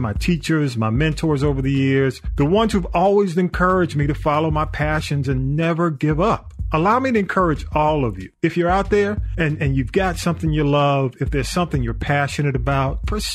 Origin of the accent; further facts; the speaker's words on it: East Point, Georgia, United States; my hometown of East Point